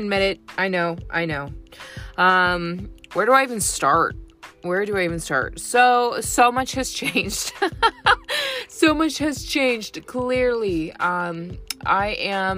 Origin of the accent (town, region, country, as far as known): California, United States; born or raised there; moved away as an adult; now in Tennessee, United States